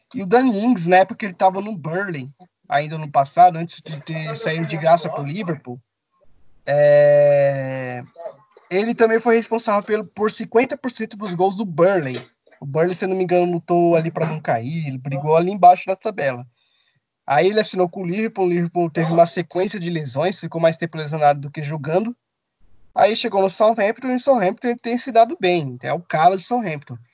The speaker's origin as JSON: {"language": "Portuguese", "country": "Brazil", "said": "Eu sou brasileiro"}